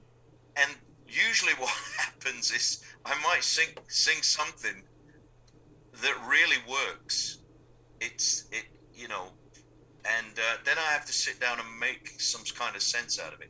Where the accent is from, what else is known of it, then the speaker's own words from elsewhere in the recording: Sheffield, Yorkshire and the Humber, United Kingdom; I grew up in Sheffield